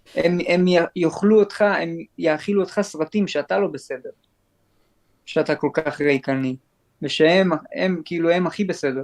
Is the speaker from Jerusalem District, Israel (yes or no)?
yes; Jerusalem, Jerusalem District, Israel; אני נולדתי בירושלים